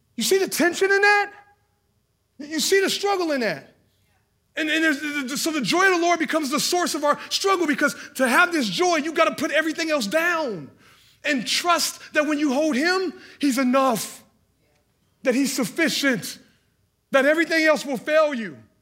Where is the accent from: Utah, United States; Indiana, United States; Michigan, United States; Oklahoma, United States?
Indiana, United States; Hallville; we were from Hendricks County, and I was from Hallville